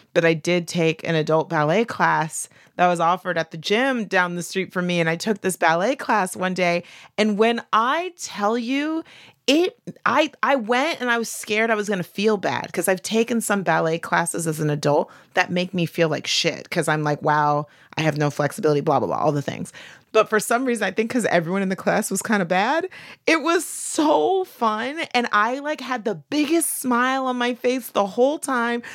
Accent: the South, United States; I'm from the South, Bible Belt

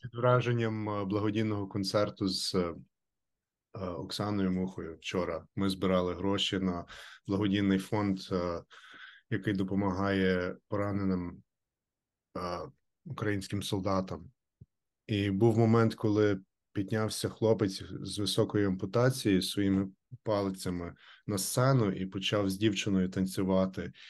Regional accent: United States; I'm an American

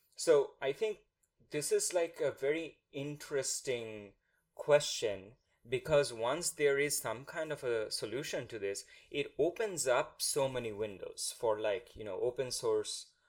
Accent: India; first language Bengali; English is a second language; when we were growing up in India

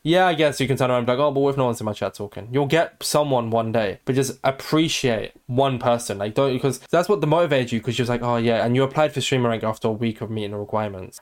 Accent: United Kingdom; I'm British

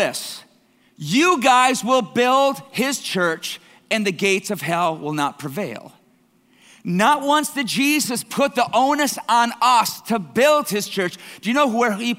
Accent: Canada; I'm Canadian blood here

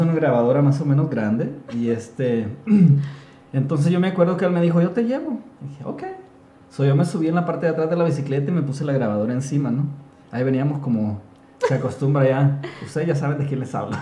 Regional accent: Honduras; nosotros, los de Honduras, porque soy hondureño

